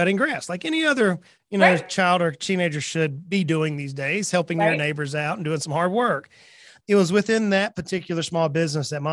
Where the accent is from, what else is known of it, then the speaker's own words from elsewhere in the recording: South Georgia, United States; moved away as an adult; now in Tennessee, United States; I was born and raised in South Georgia.